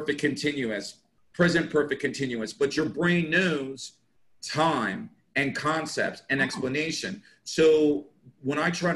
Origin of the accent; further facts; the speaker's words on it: United States; first language English; moved away as an adult; now in Jeddah, Saudi Arabia; I happen to be born in America. My native language happens to be English.